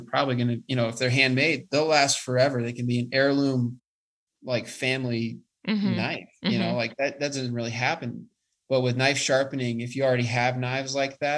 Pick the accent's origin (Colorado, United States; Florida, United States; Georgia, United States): Colorado, United States; Colorado Springs; I was from the Springs